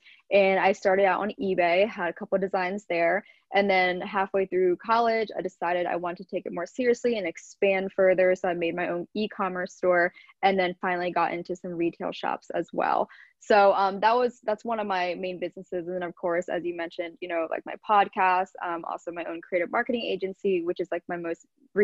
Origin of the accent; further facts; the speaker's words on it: Lancaster, Pennsylvania, United States; moved away as an adult; also born or lived in Orange County, California; now in New York, United States; I was born and raised in Pennsylvania